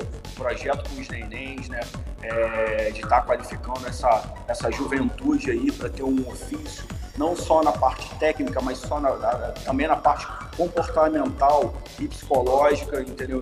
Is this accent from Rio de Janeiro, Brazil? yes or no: yes; Niterói, Rio de Janeiro, Brazil; also born or lived in Los Angeles, California; sou de Niterói e comecei minha vida é, como vendedor de plano de saúde na Sul América em 1994